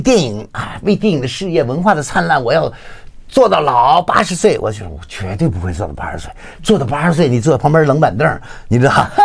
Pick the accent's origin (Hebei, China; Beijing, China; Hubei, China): Beijing, China; moved away; 吃的东西跟我小时候在北京吃的就很多相似的东西